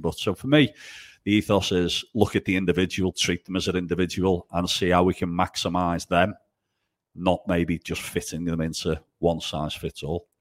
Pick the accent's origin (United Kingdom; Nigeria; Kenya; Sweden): United Kingdom; England; also born or lived in Italy; Being English, you know, the whole world speaks English, uh, but being the only Englishman up a mountain in the Dolomites